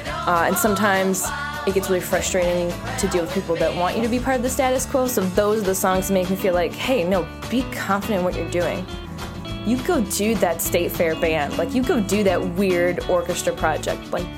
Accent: Cleveland, Ohio, United States; now in Chicago, United States; and I'm from Cleveland, Ohio, which is right nearby.

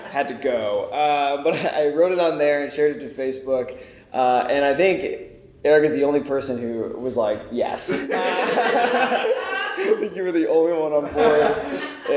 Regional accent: Springfield, Missouri, United States; moved away; I'm from Springfield, Missouri

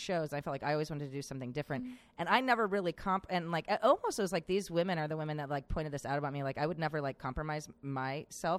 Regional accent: Valparaiso, Indiana, United States; moved away; also born or lived in Pittsburgh, Pennsylvania; I'm from Pittsburgh, and I grew up in Valparaiso, Indiana, and then I moved back to Pittsburgh

